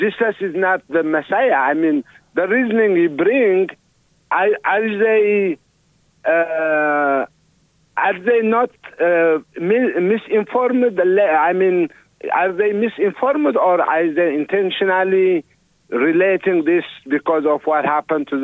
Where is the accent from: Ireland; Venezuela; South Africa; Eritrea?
Eritrea; now in Iowa, United States; I'm from Eritrea